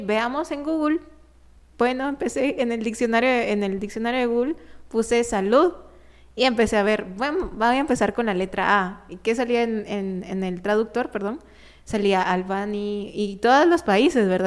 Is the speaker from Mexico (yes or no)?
no; Guatemala; aquí en Guatemala, pues yo también soy parte de Guatemala